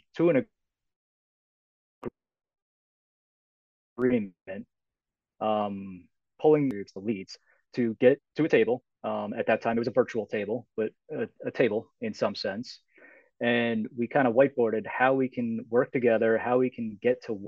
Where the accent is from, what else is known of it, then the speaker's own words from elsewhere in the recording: United States; also born or lived in New York / New Jersey; I grew up in New York and New Jersey